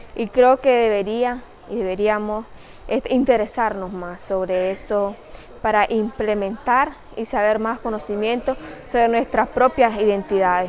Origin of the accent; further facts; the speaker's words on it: Caribbean coast, Nicaragua; somos costeños